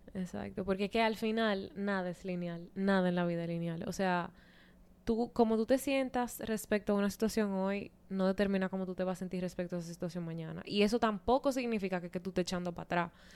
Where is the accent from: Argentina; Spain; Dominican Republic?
Dominican Republic; Santo Domingo; moved away; en Santo Domingo, que es de donde yo soy